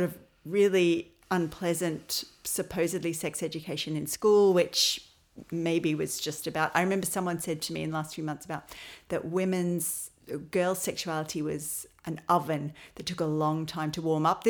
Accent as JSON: {"language": "English", "town": "Melbourne", "region": "Victoria", "country": "Australia", "moved": "as an adult", "lives_now": "Ireland", "said": "I'm originally from Melbourne."}